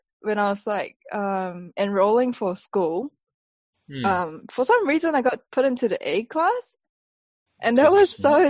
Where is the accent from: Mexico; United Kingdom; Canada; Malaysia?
Malaysia; accent: Malaysian accent; first language English; now in New Zealand; when I'm in Malaysia, what's your first language? I would say English. Because I spoke to my friends in English growing up in Malaysia, mainly anyway. It's like a mix of everything, but the main language is English, Malaysian English.